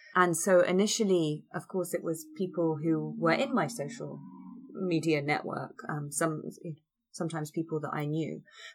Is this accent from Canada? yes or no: no; Donetsk, Donetsk Oblast, Ukraine; how similar to my hometown Donetsk looked